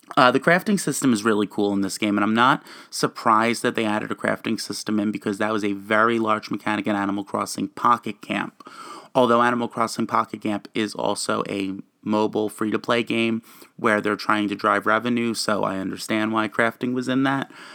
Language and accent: English; New Jersey, United States; I'm a gamer, and I am from New Jersey